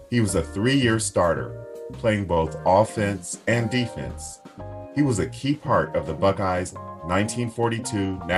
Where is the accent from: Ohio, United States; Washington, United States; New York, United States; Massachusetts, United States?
Ohio, United States; Columbus; Columbus also happens to be my hometown